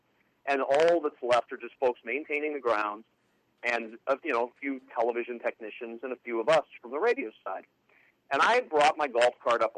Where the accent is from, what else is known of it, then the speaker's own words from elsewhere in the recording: Nebraska, United States; You're growing up in Nebraska. You're watching it on TV every year, but you never really sit there and think, someday I'll probably be there calling some action from it.